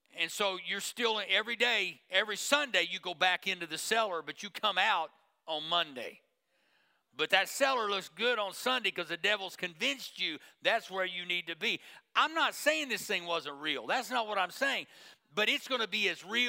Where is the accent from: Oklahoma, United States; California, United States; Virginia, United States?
Oklahoma, United States; Tulsa; I grew up in Tulsa